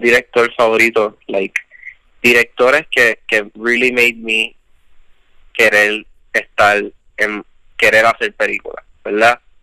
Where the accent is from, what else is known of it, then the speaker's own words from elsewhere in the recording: Puerto Rico; somos puertorriqueños y estamos viviendo aquí